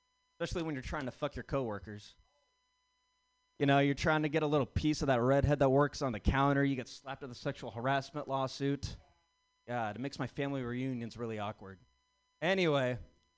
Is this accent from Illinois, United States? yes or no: no; Sacramento, California, United States; I am from Sacramento